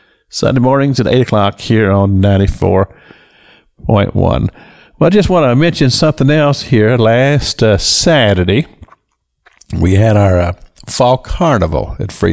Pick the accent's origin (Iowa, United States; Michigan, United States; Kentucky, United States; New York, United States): Kentucky, United States; I am from Kentucky